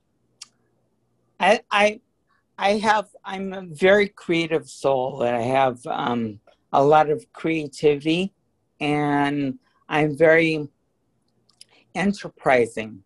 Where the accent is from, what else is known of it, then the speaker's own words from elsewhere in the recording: Hawaii, United States; also born or lived in San Francisco; I was born in San Francisco, but my parents divorced when I was really young, so I was raised in Hawaii